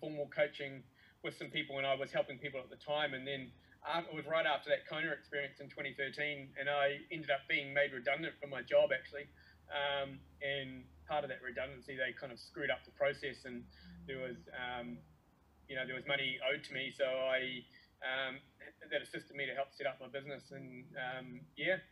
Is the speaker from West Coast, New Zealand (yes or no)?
no; Timaru, Canterbury, New Zealand; now in Tauranga, New Zealand; I live in Tauranga in the North Island. I grew up in Timaru though.